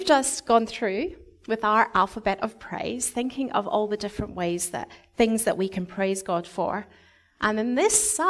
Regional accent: Scotland, United Kingdom; moved away; when I was growing up in Scotland, every year we would have a harvest festival

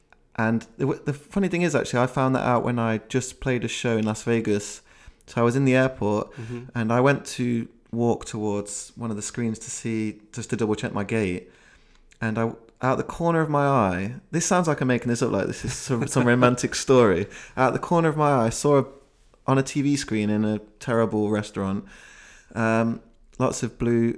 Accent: Leicester, East Midlands, United Kingdom; now in London, United Kingdom; I called my friend who we grew up in Leicester together, and we both moved down mm-hmm. to London

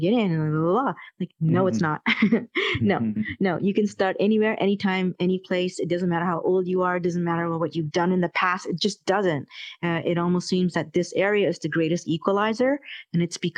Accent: Malaysia; I come from Malaysia, and we experienced colonialism over there.

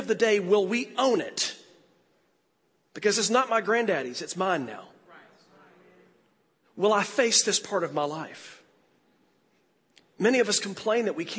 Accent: United States; as an American preacher

